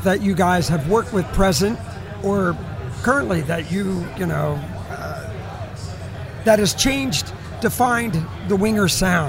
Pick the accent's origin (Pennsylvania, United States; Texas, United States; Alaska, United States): Pennsylvania, United States; Doylestown; I'm from Doylestown.